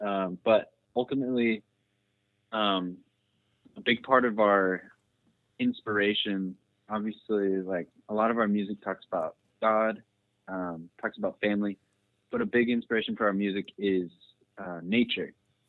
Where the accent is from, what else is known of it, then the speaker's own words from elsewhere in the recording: Seattle, Washington, United States; now in Meridian, United States; I'm originally from Seattle, but I moved out to the Boise area